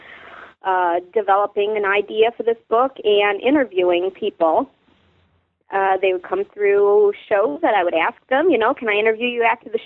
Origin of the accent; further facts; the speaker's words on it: Chesterton, Indiana, United States; also born or lived in Chicago, Illinois; I grew up in Chesterton, Indiana. It's the same town I live in now.